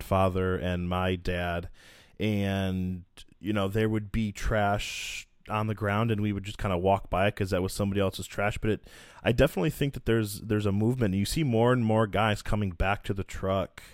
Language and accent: English; Michigan, United States; moved away as an adult; now in Chicago, United States; I'm originally from Michigan, so grew up a Red Wings fan